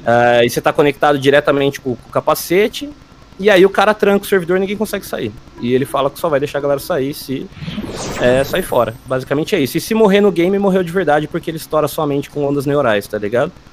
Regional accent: São Carlos, São Paulo, Brazil; Eu sou de São Carlos, interior de São Paulo

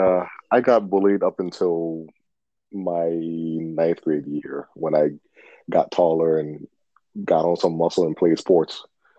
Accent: the South, United States; being a black kid growing up in the South.

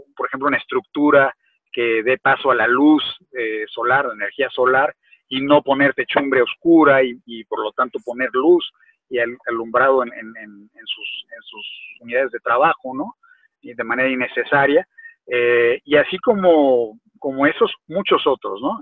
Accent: Mexico; México, en mi país

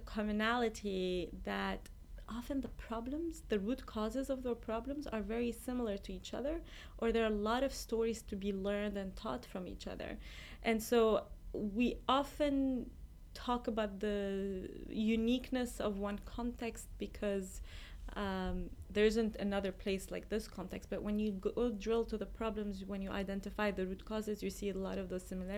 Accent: Lebanon; moved away as an adult; also born or lived in Iraq; now in United States; I was born in Lebanon, and then I spent the first probably 13 years of my life going between Lebanon and Iraq because Iraq was safer.

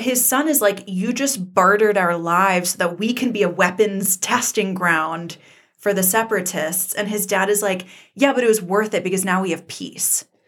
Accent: Georgia, United States; moved away as an adult; also born or lived in Colorado; I grew up in the American South, and I went to college in Colorado, and I always got a lot of flack for my accent and for coming from Georgia

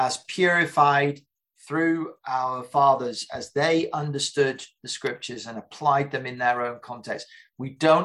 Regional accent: England, United Kingdom; an English Reformed Baptist

